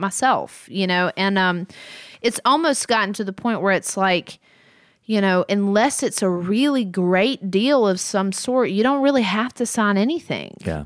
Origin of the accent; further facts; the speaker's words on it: Muscle Shoals, Alabama, United States; moved away as an adult; now in Nashville, United States; growing up in Muscle Shoals